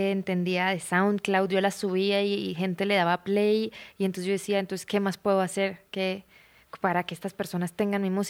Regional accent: Bucaramanga, Santander, Colombia; moved away as an adult; also born or lived in United States; De Bucaramanga

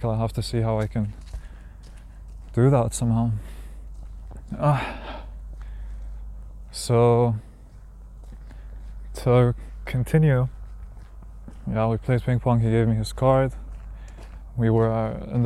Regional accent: Palestine; I'm from Palestine.

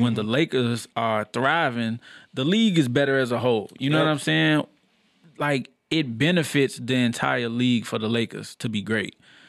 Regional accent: New York, United States; I'm from New York.

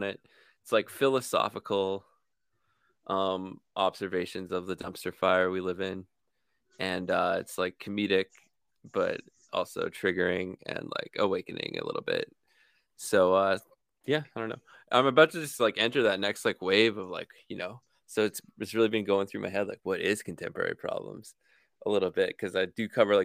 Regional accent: Canada; I'm pretty obnoxious for a Canadian

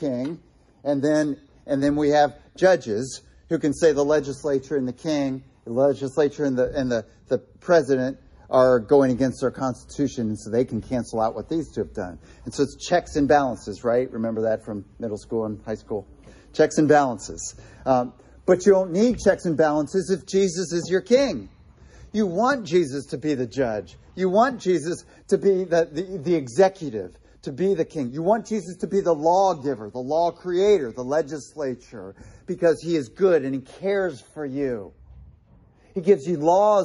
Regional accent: United States; as American citizens

